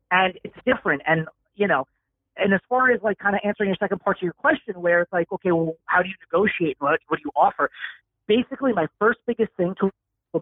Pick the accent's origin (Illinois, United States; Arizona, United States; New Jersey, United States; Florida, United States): New Jersey, United States; Northern; moved away; I'm from Northern New Jersey originally